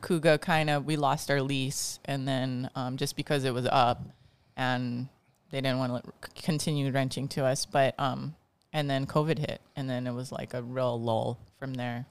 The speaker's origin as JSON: {"language": "English", "area": "Bridgewood, Kauai", "region": "Hawaii", "country": "United States", "tie": "born or raised there", "said": "I grew up in Bridgewood, and growing up in Bridgewood back, you know, a long time ago, I'm forty-two now, I was five when I lived there"}